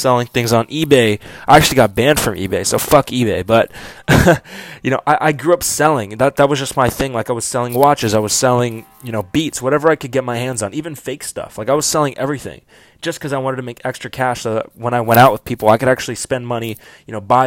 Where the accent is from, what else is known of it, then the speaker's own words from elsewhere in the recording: Orange County, California, United States; also born or lived in Kansas City / Dallas / Bakersfield, California / Fullerton, California; moved to Orange County, Fullerton, California when I was starting seventh grade